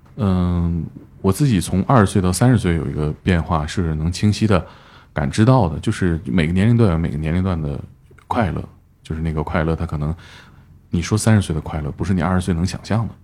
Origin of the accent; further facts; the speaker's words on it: Northeast China, China; 我们东北那互相品两句